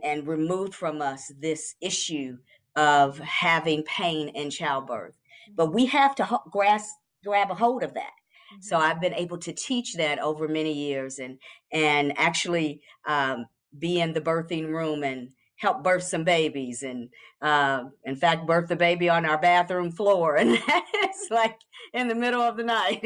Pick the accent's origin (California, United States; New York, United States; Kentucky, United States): Kentucky, United States; now in Atlanta, United States; I am from Kentucky